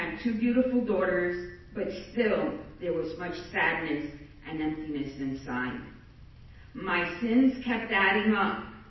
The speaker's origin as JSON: {"language": "English", "region": "New Jersey", "country": "United States", "lives_now": "Florida, United States", "said": "I came from New Jersey with an idol from Santeria that was supposed to bring me protection against any evil around me."}